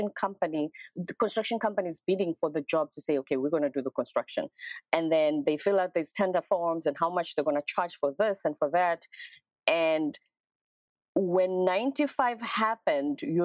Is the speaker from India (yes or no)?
no; Durban, KwaZulu-Natal, South Africa; also born or lived in Pretoria; my hometown in Durban